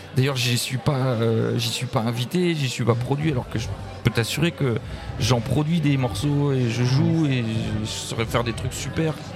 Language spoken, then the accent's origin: French; Brest, Brittany, France; also born or lived in Plabennec; je suis né à Brest